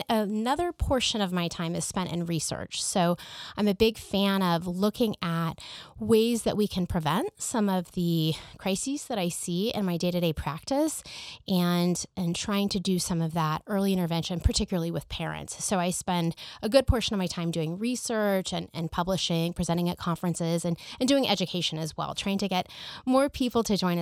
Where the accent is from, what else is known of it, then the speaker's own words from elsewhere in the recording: Kansas City, United States; also born or lived in Nebraska; So I grew up here in Kansas City, and I graduated from the University of Kansas for medical school. Went to Creighton University in Nebraska for my undergraduate degree.